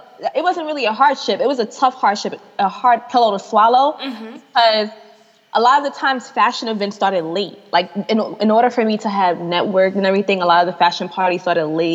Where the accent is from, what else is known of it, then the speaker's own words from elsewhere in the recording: New York City, New York, United States; moved away as an adult; also born or lived in Atlanta; I'm in Atlanta. I'm from New York